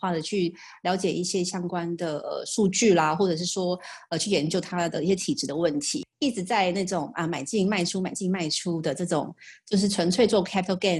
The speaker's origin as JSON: {"language": "Chinese", "country": "Taiwan", "tie": "born or raised there", "said": "在出生台湾家庭，"}